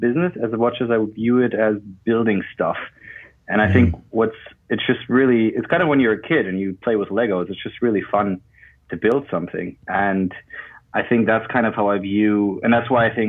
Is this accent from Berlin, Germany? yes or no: yes; Berlin, Germany; moved away as an adult; also born or lived in Zurich, Switzerland; now in London, United Kingdom; I'm originally from Berlin, and I was at high school there